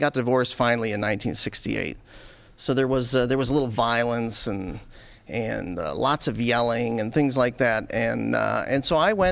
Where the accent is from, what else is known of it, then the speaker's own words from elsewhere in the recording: Buffalo, New York, United States; I was born in Buffalo